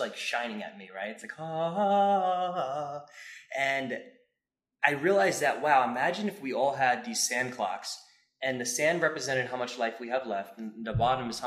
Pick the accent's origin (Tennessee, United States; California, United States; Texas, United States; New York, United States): New York, United States; Long Island; we're from Long Island